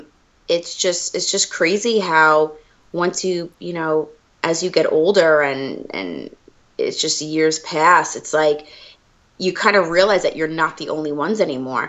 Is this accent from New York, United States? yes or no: yes; Long Island, New York, United States; now in Michigan, United States; I'm from Long Island, New York, but I'm currently living in Michigan